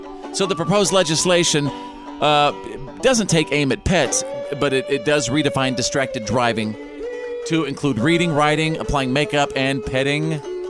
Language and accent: English; Bowie, Texas, United States; growing up in Bowie, Texas